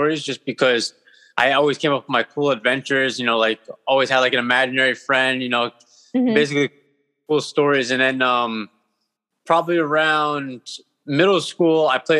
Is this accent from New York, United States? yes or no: no; Hawthorne, New Jersey, United States; now in Bloomfield, United States; originally I was from Hawthorne, and then I live in Bloomfield at the moment.